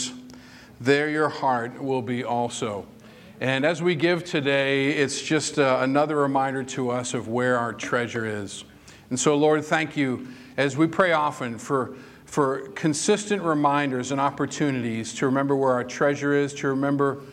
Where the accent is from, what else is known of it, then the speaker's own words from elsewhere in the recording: Whitman, Massachusetts, United States; moved away; I'm from Whitman, Massachusetts